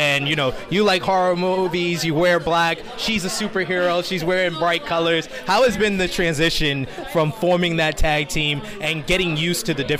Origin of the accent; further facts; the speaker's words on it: New York, United States; I'm from New York.